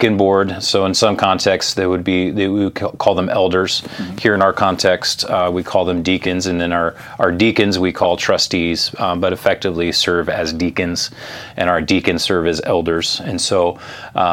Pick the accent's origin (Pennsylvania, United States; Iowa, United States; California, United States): California, United States; West Coast; I grew up on the West Coast, California